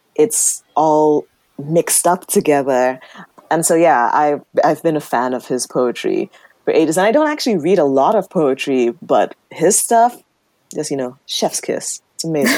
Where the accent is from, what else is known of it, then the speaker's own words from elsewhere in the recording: Nigeria; being queer Nigerian writers